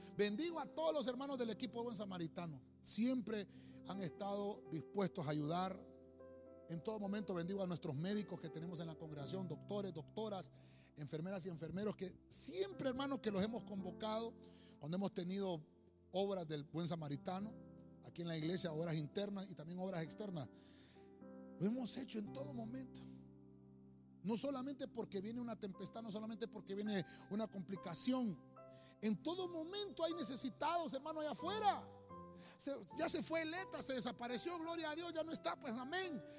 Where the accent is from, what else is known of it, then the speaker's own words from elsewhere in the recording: Honduras; nosotros como buenos hondureños